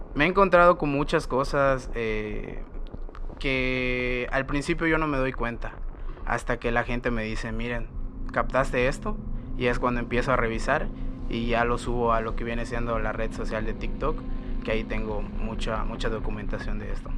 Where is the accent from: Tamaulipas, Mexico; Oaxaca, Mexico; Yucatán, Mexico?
Yucatán, Mexico; Mérida; soy explorador urbano de Mérida, Yucatán.